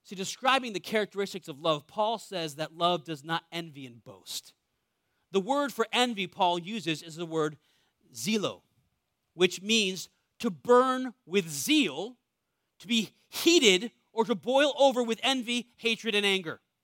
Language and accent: English; New England, United States; I was born in New England, one of the most wealthy areas in the world.